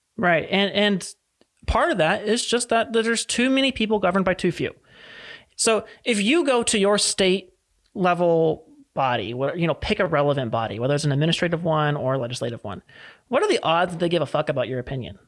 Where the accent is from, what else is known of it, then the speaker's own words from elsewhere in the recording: California, United States; here in California as a Californian